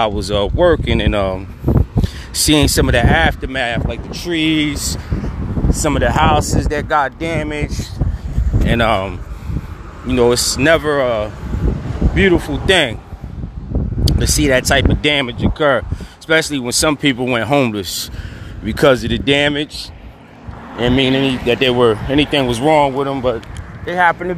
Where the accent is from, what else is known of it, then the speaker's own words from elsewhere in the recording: New Jersey, United States; I'm from Jersey, South Jersey to be exact